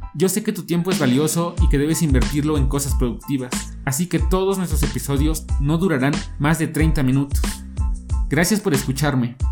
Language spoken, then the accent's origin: Spanish; Mexico; soy un joven de origen mexicano